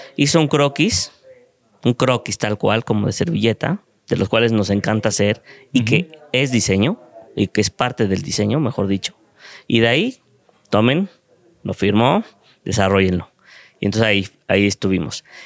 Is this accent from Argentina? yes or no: no; Mexico; como mexicano en un mundo globalizado